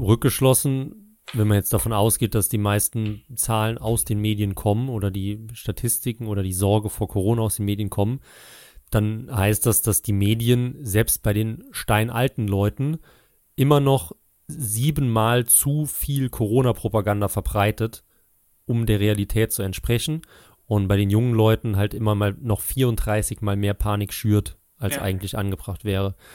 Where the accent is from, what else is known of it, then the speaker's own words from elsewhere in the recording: near Trier, Rhineland-Palatinate, Germany; Und ich weiß noch als Kind, bei uns in Rheinland-Pfalz, Nähe Trier